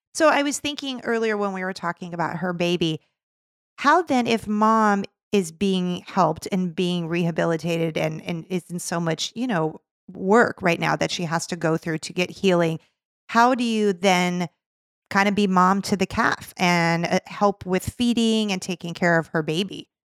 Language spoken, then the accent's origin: English; California, United States; I am from California